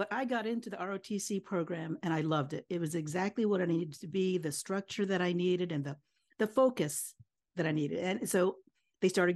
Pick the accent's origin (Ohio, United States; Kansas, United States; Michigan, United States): Kansas, United States; moved away as an adult; now in Hawaii, United States; born and raised in Kansas, in the middle of the United States, the continental United States